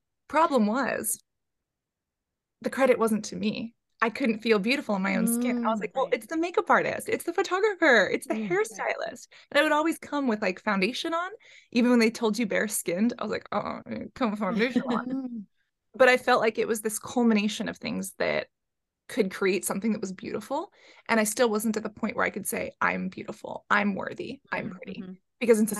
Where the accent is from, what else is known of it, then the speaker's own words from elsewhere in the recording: San Francisco, California, United States; growing up in San Francisco.